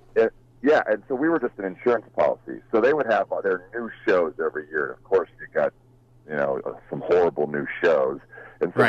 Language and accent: English; Huntington Beach, California, United States; I grew up in Huntington Beach, California